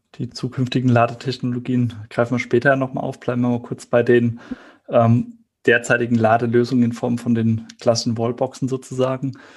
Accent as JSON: {"language": "German", "area": "Heidelberg area", "region": "Baden-Württemberg", "country": "Germany", "said": "ich komme aus dem Heidelberger Raum"}